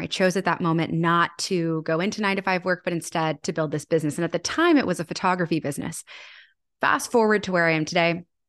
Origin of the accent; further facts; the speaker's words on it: Annapolis, Maryland, United States; my hometown of Annapolis